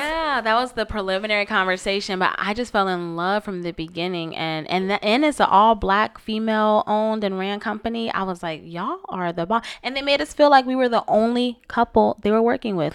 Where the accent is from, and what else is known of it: Florida, United States; born or raised there